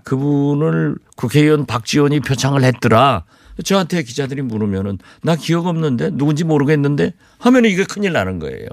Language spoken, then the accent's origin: Korean; Jindo, South Jeolla, South Korea; moved away; 우리 고향 진도